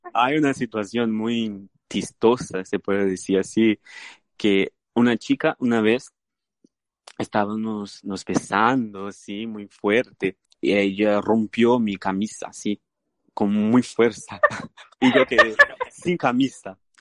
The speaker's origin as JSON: {"language": "Spanish", "country": "Brazil", "tie": "born or raised there", "second_language": "Spanish", "moved": "yes", "said": "puedo decir que soy brasileño"}